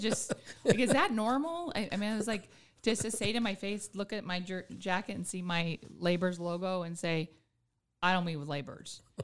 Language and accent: English; Anchorage, Alaska, United States; also born or lived in Juneau; born and raised in Anchorage, but my grandparents are from Juneau